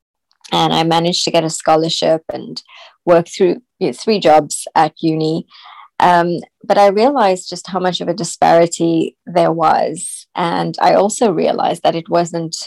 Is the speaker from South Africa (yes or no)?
yes; South Africa; I was born in South Africa.